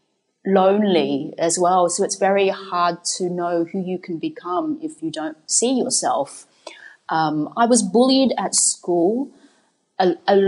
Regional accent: Australia; moved away; also born or lived in Saigon, Vietnam; So I spent my formative years in Australia

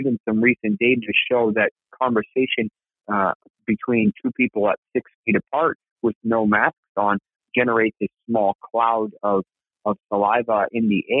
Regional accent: Massachusetts, United States; moved away; I'm from Massachusetts. My parents live in Massachusetts

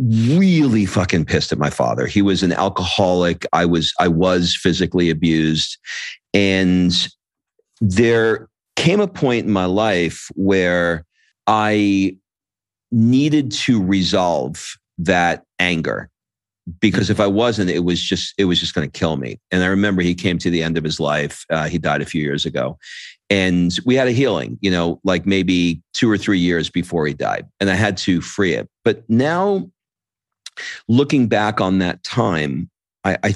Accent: New York, United States; I grew up in New York

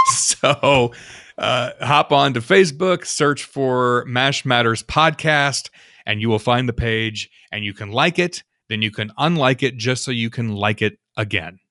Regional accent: Illinois, United States; I come from Illinois

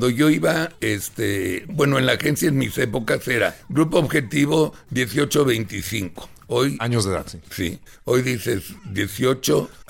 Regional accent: Mexico; Digo, ya somos todos mexicanos, colas de caballo los chavos, si quieren, no hay pedos

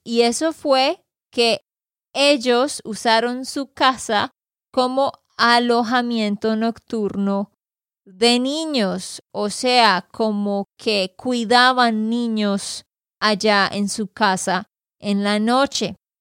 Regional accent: Santander, Colombia; de Santander, Colombia.

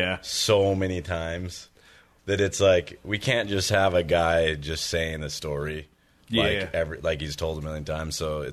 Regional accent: Tacoma, Washington, United States; I'm also from Tacoma

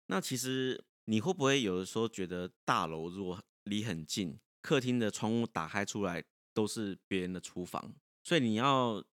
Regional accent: Taichung, Taiwan; 我小时候，因为我台中东市嘛

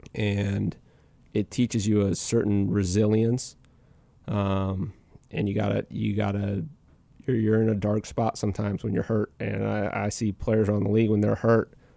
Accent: Minnesota, United States; moved away as an adult; I was back in Minnesota because that's my hometown

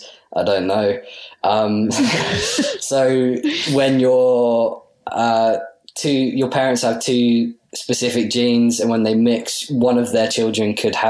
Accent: London, United Kingdom; Yeah, born and raised in London.

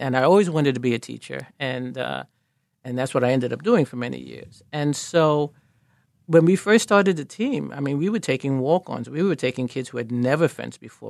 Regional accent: New York City, New York, United States; moved away as an adult; also born or lived in Philadelphia; I grew up in Harlem. Uh, had no intention of ever leaving New York

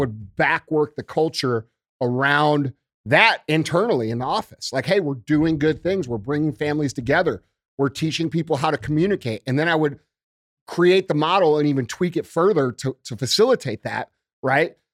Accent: St. Louis, Missouri, United States; moved away as an adult; also born or lived in Springfield; I moved back to Saint Louis from Springfield

